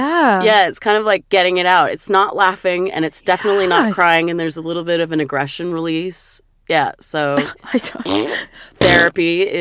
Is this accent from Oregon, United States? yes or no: yes; Portland, Oregon, United States; And I did have a couple of people in my growing up in my hometown who I could identify with in that way. And oh my God, I was so lucky because in Portland, Oregon, there was the City Nightclub